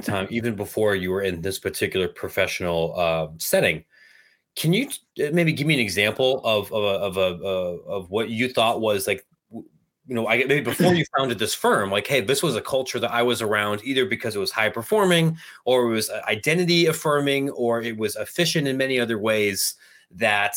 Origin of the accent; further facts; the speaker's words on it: Granville, Ohio, United States; I'm from Granville